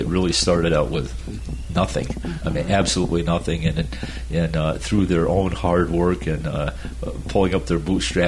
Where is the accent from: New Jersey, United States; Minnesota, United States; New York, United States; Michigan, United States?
New York, United States; upstate; I grew up on the Canadian border of upstate New York